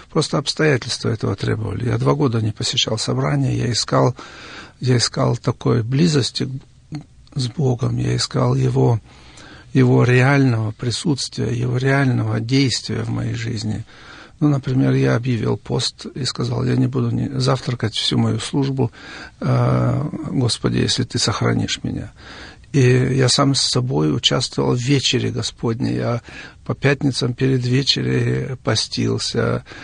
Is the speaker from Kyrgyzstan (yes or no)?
yes; Kyrgyzstan; moved away as an adult; also born or lived in Siberia, Russia / Kazakhstan; now in Germany; Я родился в Сибири в 1950 году. Потом мои родители переехали с нами маленькими детьми в Казахстан. Из Казахстана, после того, как отец освободился из тюрьмы, мы переехали в Киргизию.